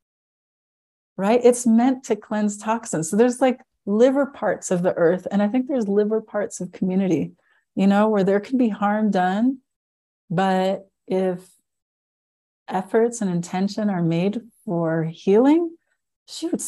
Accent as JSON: {"language": "English", "country": "United States", "tie": "born or raised there", "said": "growing up on the Colorado River"}